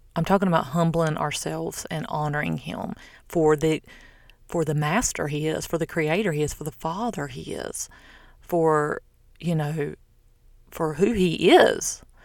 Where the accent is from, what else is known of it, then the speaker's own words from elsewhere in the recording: the South, United States; now in Florida, United States; I'm from the South